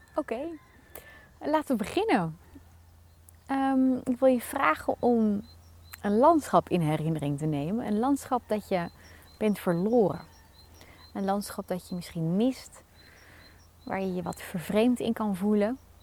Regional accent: Netherlands; als Nederlanders

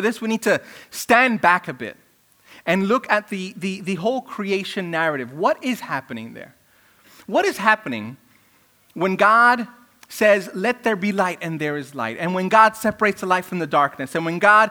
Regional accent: New York City, New York, United States; I grew up in Brooklyn where there were rap battles all the time

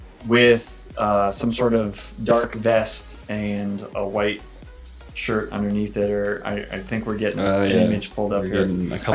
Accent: Northeast, United States; moved away; I'm from the Northeast. I'm not from like Midland.

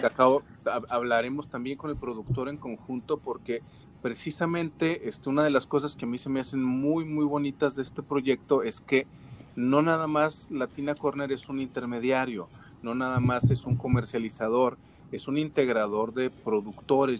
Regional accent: Mexico

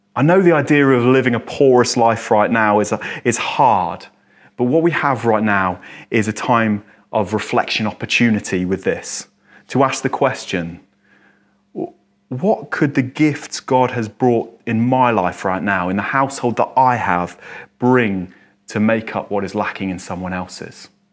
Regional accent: England, United Kingdom; I'm English. This is my culture. This is my background

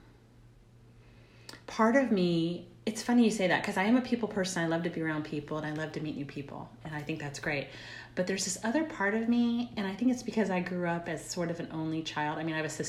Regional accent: the South, United States; now in New Jersey, United States; I'm from the South, and being caring is kind of part of the culture.

